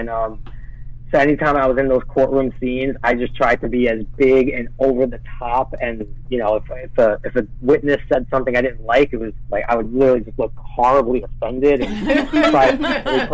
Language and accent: English; New York City, New York, United States; I grew up in Brooklyn